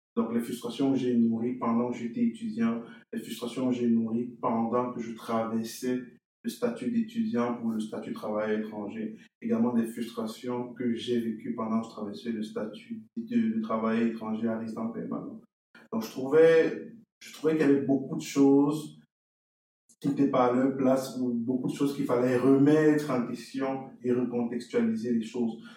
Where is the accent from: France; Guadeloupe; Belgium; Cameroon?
Cameroon; moved away as an adult; now in Shippagan, Canada; je suis originaire du Cameroun, je suis arrivé au Canada en novembre 2019